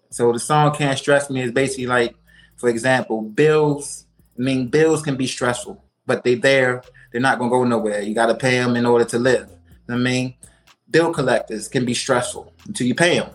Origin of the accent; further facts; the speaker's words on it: Baltimore, Maryland, United States; I'm a artist originally born and raised in Baltimore, Maryland